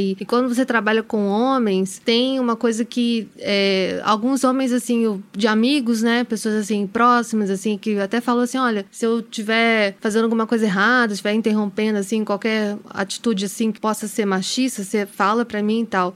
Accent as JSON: {"language": "Portuguese", "country": "Brazil", "also_born_or_lived": "Spain", "accent": "Brazilian", "moved": "as an adult", "said": "o meu sotaque brasileiro"}